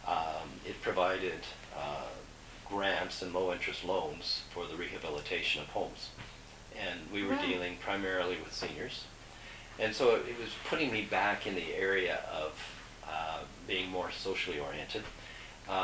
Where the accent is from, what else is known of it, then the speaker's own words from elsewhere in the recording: Canada; also born or lived in Guyana; being Canadian